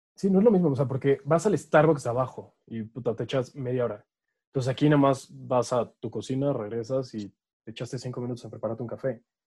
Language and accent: Spanish; Mexico; Es algo que tenemos los mexicanos